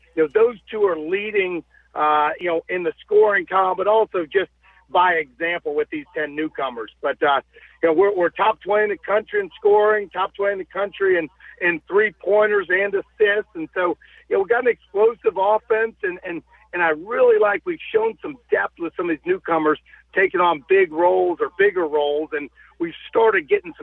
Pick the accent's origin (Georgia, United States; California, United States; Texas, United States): Georgia, United States; Dunwoody; now in Fort Wayne, United States; my days growing up in Dunwoody and going to Marist High School. So, I love my time in Atlanta